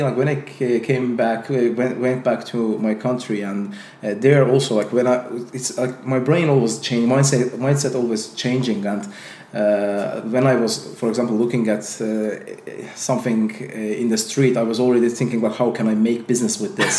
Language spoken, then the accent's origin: English; Azerbaijan; English is a second language; I'm also from Azerbaijan